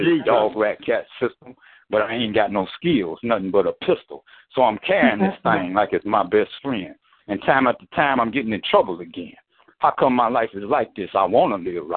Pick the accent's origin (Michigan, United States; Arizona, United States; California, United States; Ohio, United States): Michigan, United States; Detroit; moved away; I'm from Detroit originally.